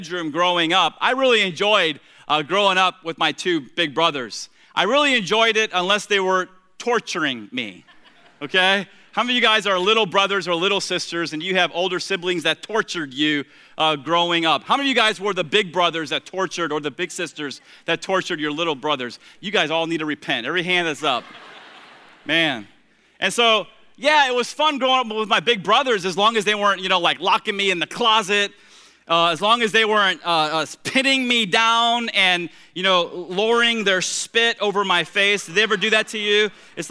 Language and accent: English; Tampa, Florida, United States; the three of us shared the same bedroom in the little wood frame, two-bedroom, one-bath house that we grew up there in Tampa.